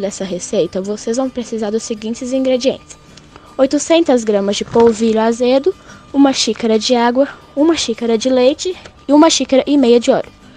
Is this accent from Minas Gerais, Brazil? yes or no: yes; Minas Gerais, Brazil; como uma boa mineira